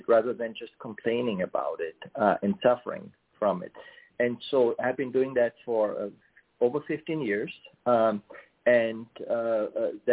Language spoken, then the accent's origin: English; Germany; moved away as an adult; I grew up in Germany, and I started my career in technology there.